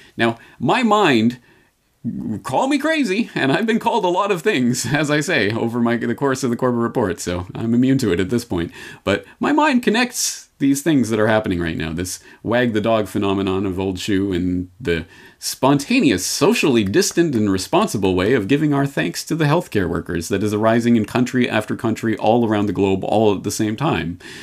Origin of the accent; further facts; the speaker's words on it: Canada; I'm Canadian by birth